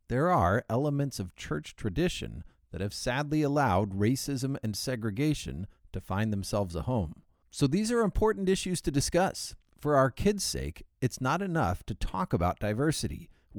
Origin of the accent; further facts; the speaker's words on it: Turkey; born there; my parents worked in the Foreign Service, which explains why I was born in Turkey.